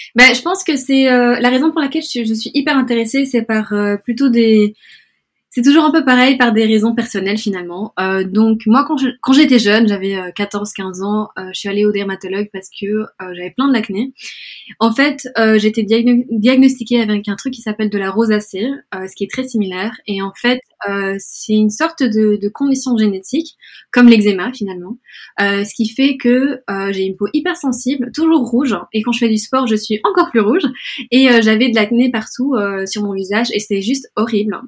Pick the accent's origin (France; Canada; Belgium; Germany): Belgium; Brussels, Brussels-Capital Region; also born or lived in Spain; now in London, United Kingdom; je suis espagnole d'origine, mais je suis née à Bruxelles, donc je suis un peu moitié espagnole, moitié belge